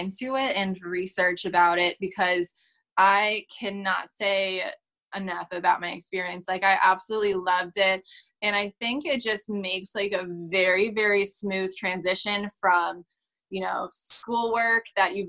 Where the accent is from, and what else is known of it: Wisconsin, United States